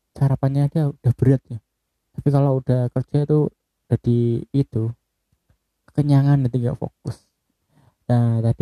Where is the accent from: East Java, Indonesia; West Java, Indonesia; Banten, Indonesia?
East Java, Indonesia; Bojonegoro; soalnya pecel itu kayak kultur di daerah saya ya di Bojonegoro sendiri untuk sarapan itu kayaknya paling pas itu pecel